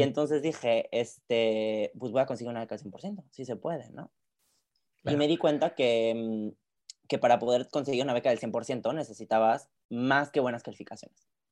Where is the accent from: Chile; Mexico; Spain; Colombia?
Mexico; Querétaro; now in Paris, France; usualmente en México yo soy de Querétaro